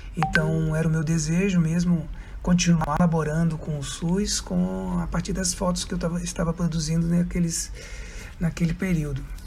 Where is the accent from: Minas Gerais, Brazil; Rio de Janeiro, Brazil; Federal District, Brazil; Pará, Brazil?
Federal District, Brazil; Brasília; moved away as an adult; now in Florianópolis, Brazil; eu sou natural de Brasília, nasci em Brasília em 1965